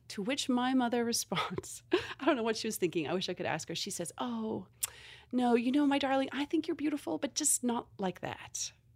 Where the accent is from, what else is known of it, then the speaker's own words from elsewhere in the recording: South Africa; moved away; I'm from South Africa originally